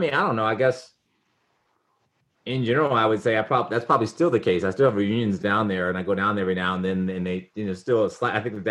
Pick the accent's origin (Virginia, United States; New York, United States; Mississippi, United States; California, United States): Virginia, United States; Richmond; grew up in Richmond, Virginia.